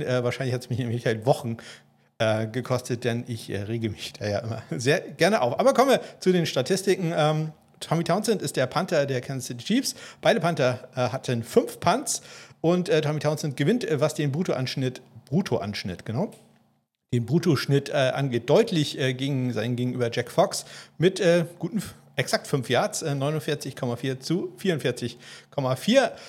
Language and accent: German; about 20 km from Kiel, Schleswig-Holstein, Germany; now in Kiel, Germany; Ich wohne ja in Kiel und bin so 20 Kilometer von Kiel entfernt zur Schule gegangen